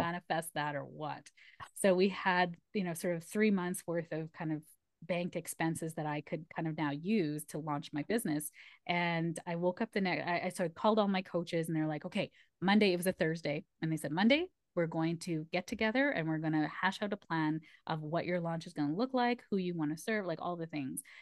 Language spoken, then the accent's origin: English; Canada; I'm first generation Canadian, so my parents are immigrants, my mom's from Malaysia, and my dad's from India